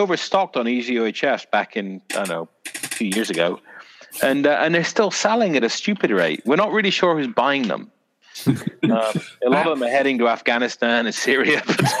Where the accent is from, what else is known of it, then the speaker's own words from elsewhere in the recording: South West England, United Kingdom; people kept thinking I was from Canada or Ireland or something. I was like, no, from bloody Dorset!